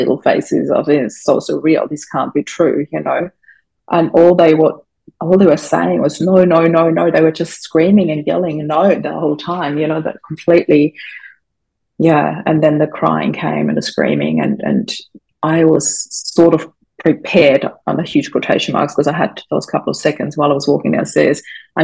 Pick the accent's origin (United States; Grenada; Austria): Austria; English is a second language; moved away; I grew up in Austria. English is not my first language, but I'm quite fluent, as you can tell.